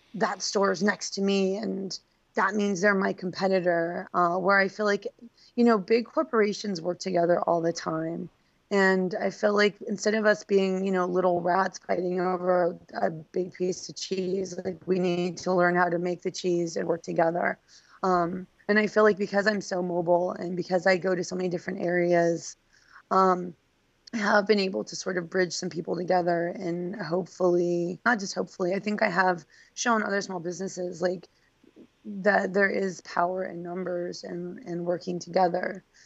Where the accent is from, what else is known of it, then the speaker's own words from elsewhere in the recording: Reno, Nevada, United States; also born or lived in Phoenix, Arizona / Los Angeles, California; now in Baltimore, United States; I grew up in Reno, Nevada